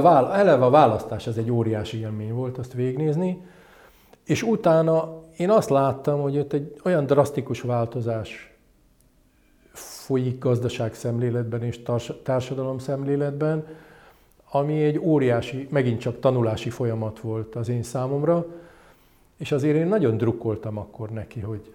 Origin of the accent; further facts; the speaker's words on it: Hungary; also born or lived in London; én, mint magyar kiküldött